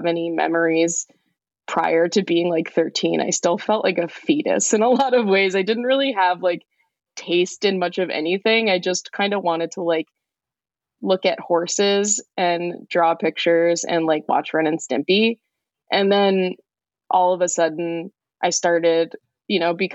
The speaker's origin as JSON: {"language": "English", "town": "Elizabeth", "region": "New Jersey", "country": "United States", "tie": "born or raised there", "said": "I grew up in Elizabeth, New Jersey in the, late 90s, early 2000s"}